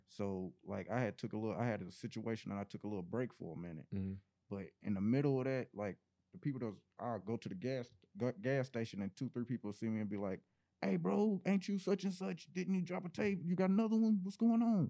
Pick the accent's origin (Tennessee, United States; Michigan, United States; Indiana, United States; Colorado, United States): Indiana, United States; Indianapolis; I'm an artist from NAP, you know, Indianapolis, Indiana